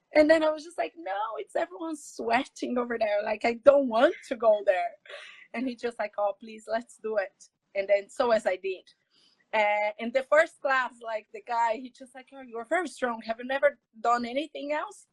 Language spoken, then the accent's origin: English; São Paulo, Brazil; English is a second language; moved away as an adult; now in Dublin, Ireland; I'm Brazilian from Brazil, São Paulo